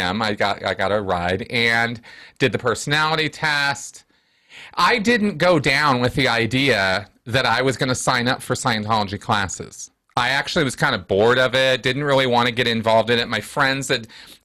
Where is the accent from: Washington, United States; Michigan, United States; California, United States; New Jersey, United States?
California, United States; also born or lived in Santa Barbara, California; now in Denver, United States; I grew up in California. I live in Denver now, but I was born and raised in California